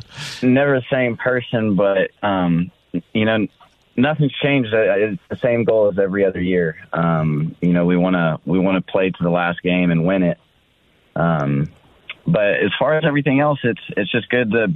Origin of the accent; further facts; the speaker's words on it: Nashville, Tennessee, United States; moved away as an adult; also born or lived in Arizona / San Diego; I am from Nashville. I was born and raised